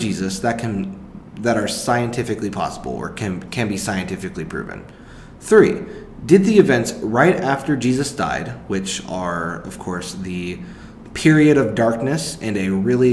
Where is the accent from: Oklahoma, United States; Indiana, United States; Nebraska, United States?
Oklahoma, United States; Tulsa; now in Norman, United States; I'm from Tulsa